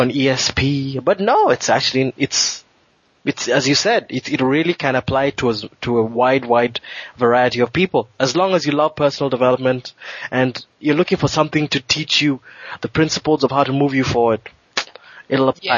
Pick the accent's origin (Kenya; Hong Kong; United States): Kenya; moved away; I grew up I grew up a Christian in Kenya